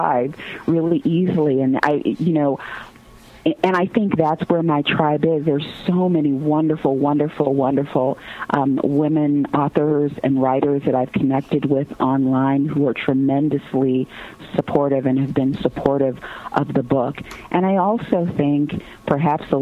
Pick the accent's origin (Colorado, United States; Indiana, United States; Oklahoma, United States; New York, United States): Indiana, United States; Gary; I grew up in Gary, Indiana, me and …, though at different times